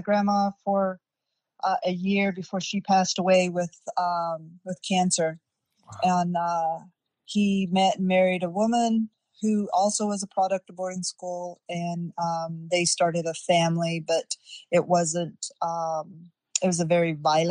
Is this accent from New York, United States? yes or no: no; Wind River Indian Reservation, Wyoming, United States; I grew up on the Wind River Indian Reservation, Wyoming